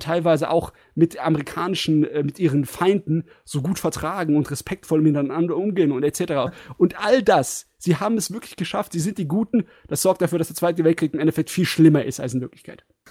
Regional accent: Germany; als Deutscher

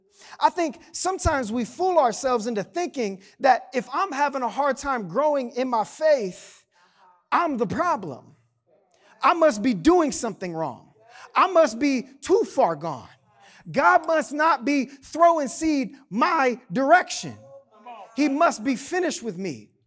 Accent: Canal Fulton, Ohio, United States; Like despite growing up in Canal Fulton, I know what you're thinking, but like only like 40% of us drove tractors to school.

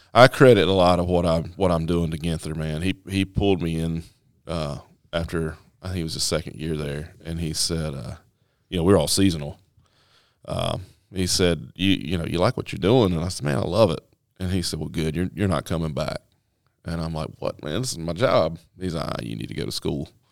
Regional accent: northwest North Carolina, United States; moved away as an adult; also born or lived in Michigan; grew up in the northwest corner of North Carolina

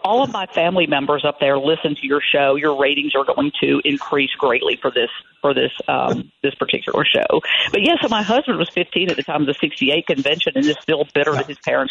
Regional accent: the South, United States; as we say in the South

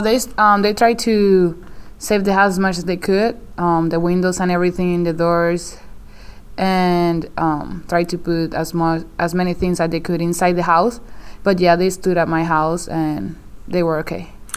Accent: Morovis, Puerto Rico; moved away; my hometown was one of them

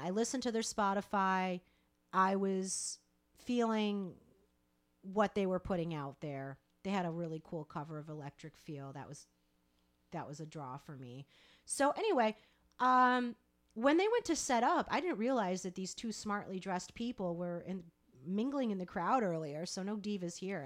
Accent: Rochester, New York, United States; Rochester. Shout out to my hometown

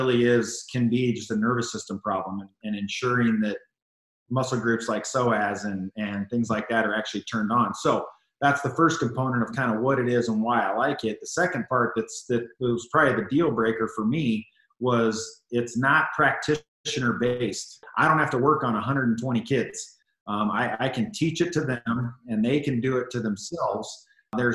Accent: Colorado, United States; I was kind of born and raised in Colorado kid. I've lived here my whole life

